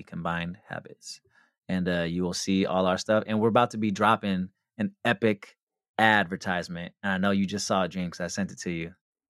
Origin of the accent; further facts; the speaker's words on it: West Coast, United States; I'm from the West Coast